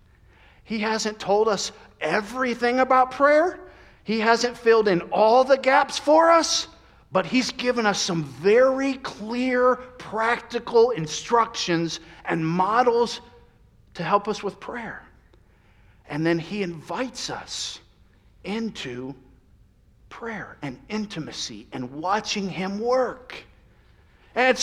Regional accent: Central Florida, United States; moved away; I grew up in Central Florida

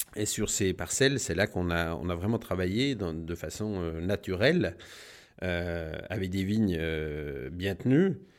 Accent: La Combe, Bourgogne-Franche-Comté, France; also born or lived in Burgundy; je suis né à La Combe. On n'a jamais trop bougé.

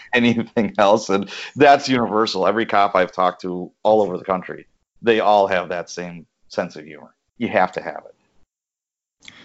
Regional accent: Chicago, Illinois, United States; as a young lad, I grew up in Chicago

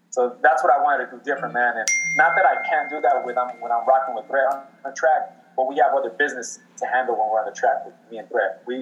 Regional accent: Mexico; Yeah, I'm proud to be Mexican.

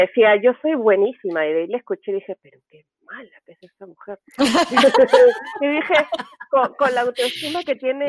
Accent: Peru; now in United States; como decimos en Perú

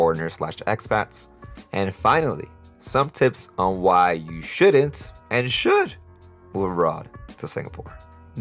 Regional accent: New York City, New York, United States; moved away as an adult; now in Costa Rica; I'm from New York City.

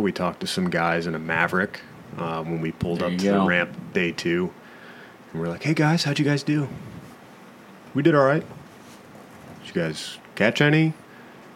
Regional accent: Tampa, Florida, United States; growing up in Tampa

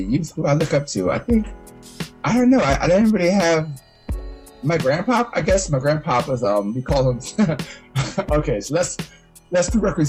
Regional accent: Philadelphia, Pennsylvania, United States; moved away as an adult; also born or lived in Miami; I spent all my 18 years in Philadelphia, different parts of it, you know, in Darby and South Philly

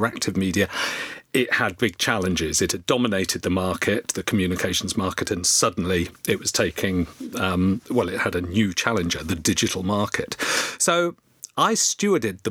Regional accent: Oxford, South East England, United Kingdom; I grew up in Oxford, Oxfordshire

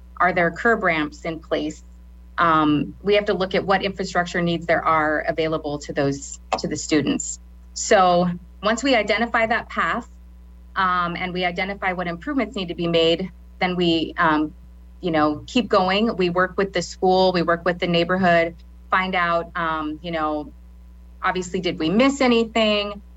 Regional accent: Lincoln, Nebraska, United States; also born or lived in Garden City, Kansas; originally, I'm from Garden City, Kansas, um, but I moved here when I was in third grade. So I kind of consider myself a, na- a native Lincolnite, um, Nebraskan

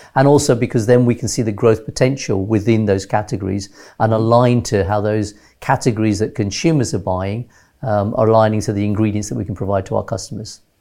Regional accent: London, United Kingdom; moved away as an adult; also born or lived in Nairobi, Kenya / Teesside, North Yorkshire / Switzerland / Gujarat, India (ancestry); at age six, uh, we came to London

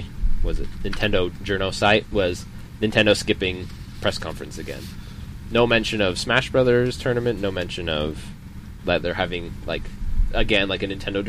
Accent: Montana, United States; now in Utah, United States; Like, I'm from Montana.

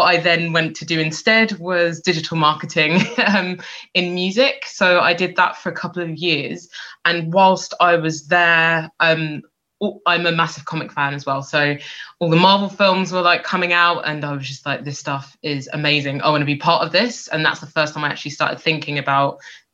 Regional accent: London, United Kingdom; also born or lived in Scotland; I'm originally from London.

